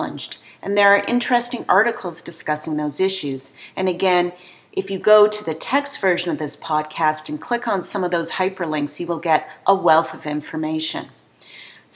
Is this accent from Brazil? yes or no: no; Canada; we Canadians